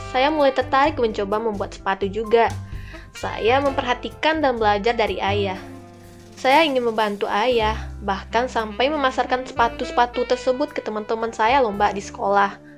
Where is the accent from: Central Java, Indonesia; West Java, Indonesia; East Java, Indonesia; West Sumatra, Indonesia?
West Sumatra, Indonesia; Padang; Nah, ada di Jakarta, Lampung, Bogor, Medan, dan pastinya Padang di tempat kota saya.